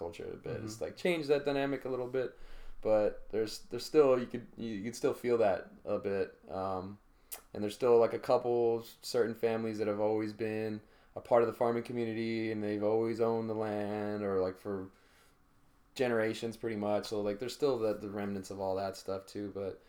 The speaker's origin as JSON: {"language": "English", "region": "Northern California", "country": "United States", "tie": "born or raised there", "said": "where I grew up in, like, Northern California, my community, there's a lot of Italians and there's a lot of Portuguese"}